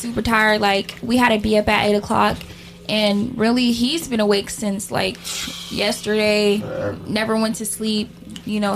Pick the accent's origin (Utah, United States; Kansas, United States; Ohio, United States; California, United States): California, United States; Sacramento; I'm from Sacramento, Oak Park to be exact